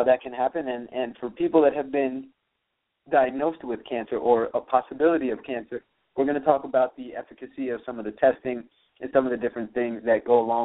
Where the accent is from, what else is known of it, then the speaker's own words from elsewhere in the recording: Miami, Florida, United States; I'm from Miami